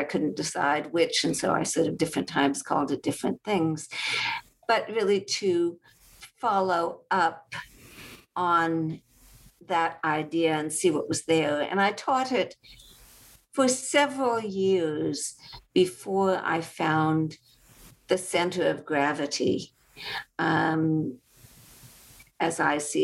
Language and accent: English; California, United States; one in my life as a Californian